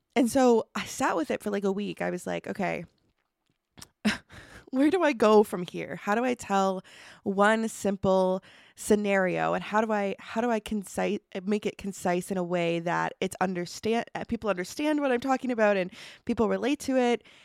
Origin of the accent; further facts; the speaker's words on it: Truro, Nova Scotia, Canada; I grew up actually right outside of Truro